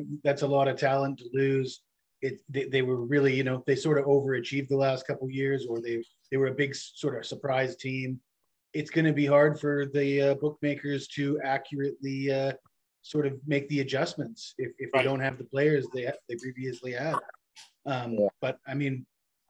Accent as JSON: {"language": "English", "town": "Vancouver", "region": "British Columbia", "country": "Canada", "said": "Canadian from Vancouver"}